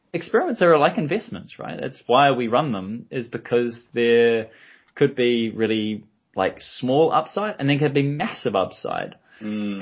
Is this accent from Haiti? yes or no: no; New Zealand; I'm from New Zealand